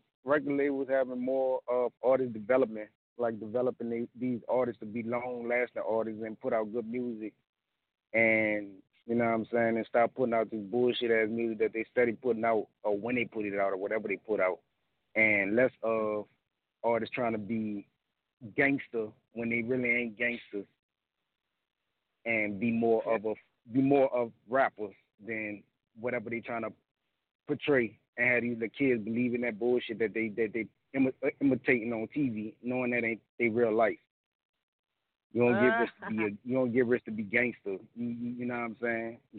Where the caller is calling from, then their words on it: New Orleans, Louisiana, United States; What's up? New Orleans.